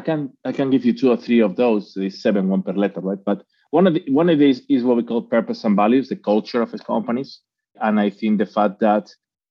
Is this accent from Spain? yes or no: yes; Spain; English is a second language; moved away; I'm actually from Spain, even if I've been living in, I think by now, 25, 30 cities.